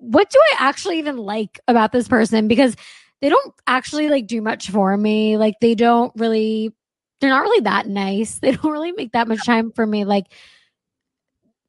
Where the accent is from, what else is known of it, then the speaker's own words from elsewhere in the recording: New York, United States; moved away as an adult; also born or lived in Los Angeles; I was raised in New York